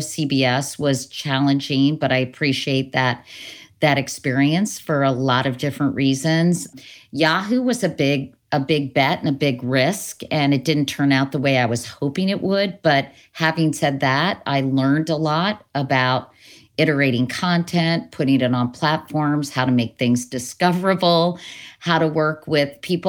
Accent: Northern Virginia, United States; born or raised there; moved away

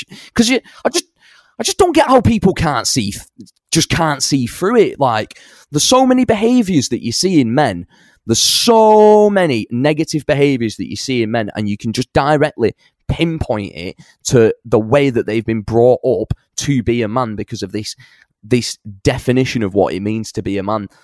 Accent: Salford / Bury, North West England, United Kingdom; also born or lived in Bangor, Wales; I grew up, I was born in Salford and then I grew, I spent, like, my teenage years up in, like, North Bury

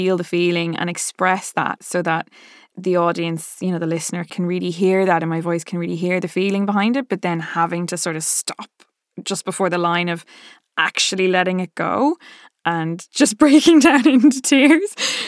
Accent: Ireland; accent: Dublin; now in London, United Kingdom; I watch videos of Saoirse Ronan just speaking in her lovely Dublin accent so that I can kind of get mine back.

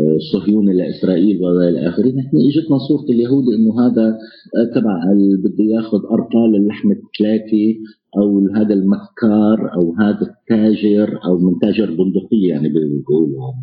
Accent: Homs, Homs Governorate, Syria; now in Poland; انا حمصي سوري عايش آه، في بولندا

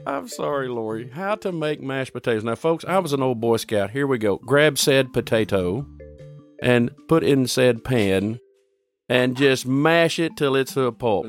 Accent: United States; I was born in America

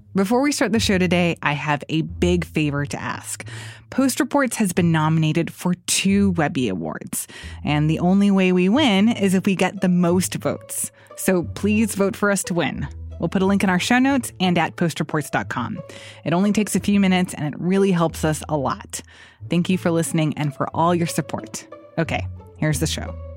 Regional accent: United States; as an American

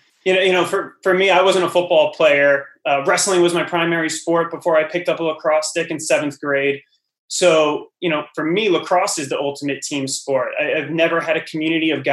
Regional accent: Flemington, New Jersey, United States; I grew up in Flemington, New Jersey, went to Hunter and Central Regional High School

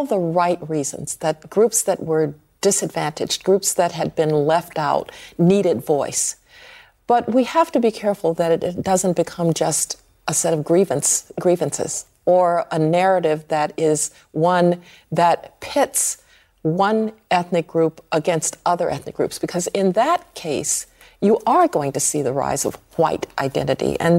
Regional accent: Birmingham, Alabama, United States; I grew up in Birmingham, Alabama. I know and understand uh, language of that kind.

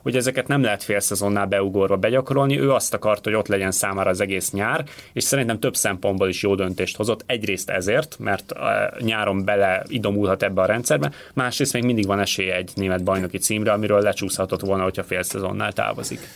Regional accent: Hungary

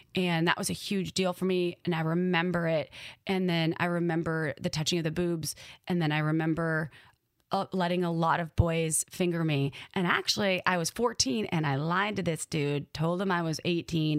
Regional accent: Wisconsin, United States; accent: Midwest; my upbringing growing up in Wisconsin

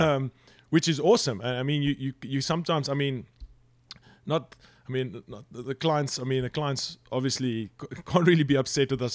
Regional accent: South Africa; moved away; also born or lived in United Kingdom; growing up in South Africa

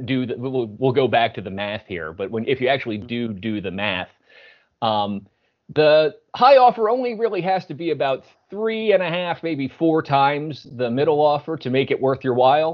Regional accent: Philadelphia, Pennsylvania, United States; I'm from the Philly area

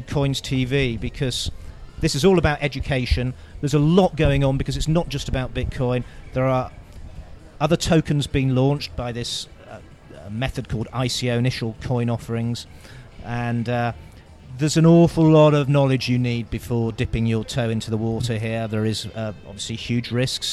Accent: United Kingdom; now in Bulgaria; I'm British

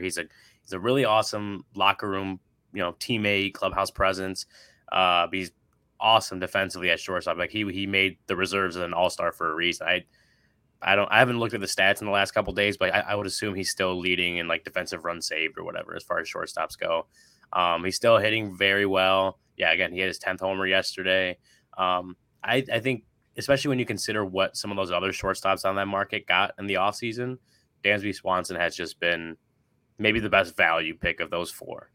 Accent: Chicago, Illinois, United States; growing up in Chicago

